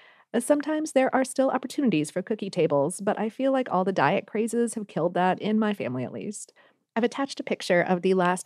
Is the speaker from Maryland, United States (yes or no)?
no; Pittsburgh, Pennsylvania, United States; now in Columbus, United States; I'm originally from Pittsburgh, and considering the lukewarm reception I've gotten over my cookies in Columbus the past couple of years